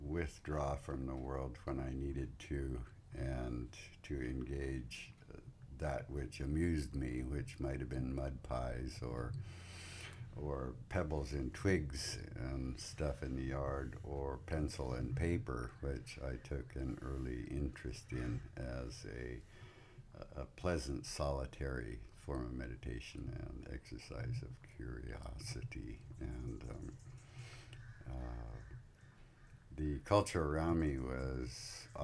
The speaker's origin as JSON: {"language": "English", "town": "Santa Barbara", "region": "California", "country": "United States", "tie": "born or raised there", "said": "I was born in 1947 in Santa Barbara, California"}